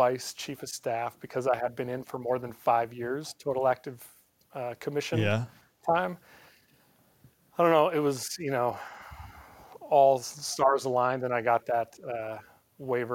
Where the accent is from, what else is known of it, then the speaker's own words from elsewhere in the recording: Montana, United States; moved away as an adult; now in North Carolina, United States; I grew up in Montana.